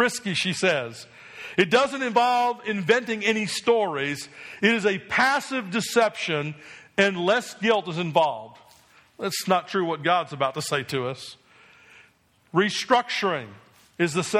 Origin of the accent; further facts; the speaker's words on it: New Jersey, United States; I grew up in New Jersey